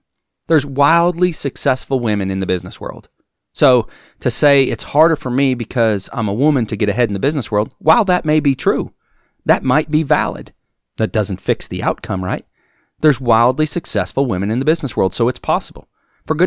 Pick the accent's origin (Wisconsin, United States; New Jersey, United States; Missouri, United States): Wisconsin, United States; now in Alabama, United States; It's been cold here in Alabama, and I grew up in Wisconsin